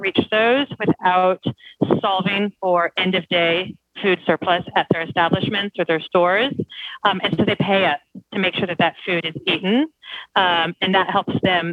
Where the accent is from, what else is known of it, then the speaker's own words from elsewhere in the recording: United States; moved away as an adult; now in United Kingdom; I did grow up in a fairly sheltered rural part of America